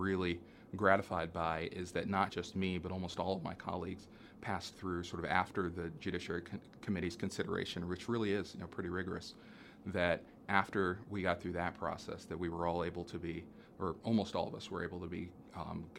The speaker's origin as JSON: {"language": "English", "town": "Indianapolis", "region": "Indiana", "country": "United States", "tie": "born or raised there", "also_born_or_lived": "Maryland", "said": "come back to my hometown to practice in Indianapolis"}